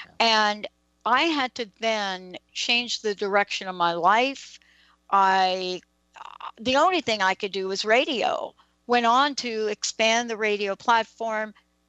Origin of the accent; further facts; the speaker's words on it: New York City, New York, United States; I'm a girl from the Bronx.